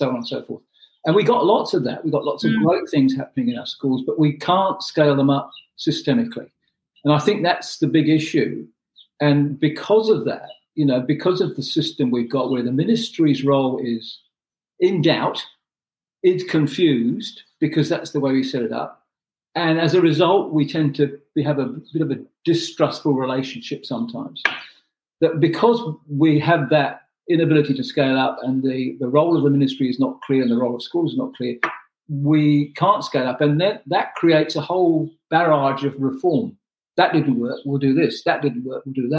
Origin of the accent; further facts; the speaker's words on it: Pakistan; moved away as an adult; also born or lived in New Zealand / Cook Islands; now in New Plymouth, New Zealand; I was born in Pakistan. I came to New Zealand as an adult.